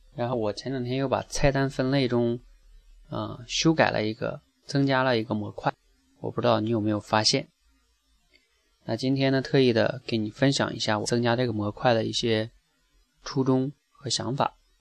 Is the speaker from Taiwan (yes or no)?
no; China; 我们中国人学英语一样